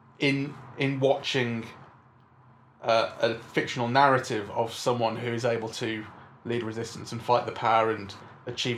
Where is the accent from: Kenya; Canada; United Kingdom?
United Kingdom; England; as an English person